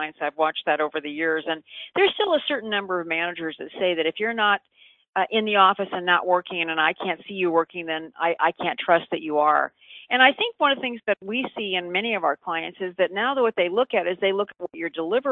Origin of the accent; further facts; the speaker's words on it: San Francisco, California, United States; I'm actually from San Francisco